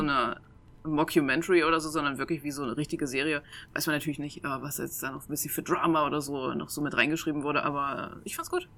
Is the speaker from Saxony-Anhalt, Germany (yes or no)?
yes; Saxony-Anhalt, Germany; moved away; also born or lived in Mainz; ich komme ursprünglich aus Sachsen-Anhalt, also so aus dem Harzvorland